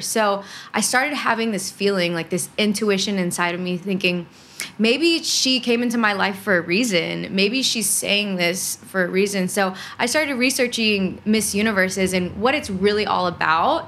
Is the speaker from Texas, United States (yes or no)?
yes; Houston, Texas, United States; I grew up in Houston, Texas. That is one of the major cities in Texas, born and raised there, kind of outside of Houston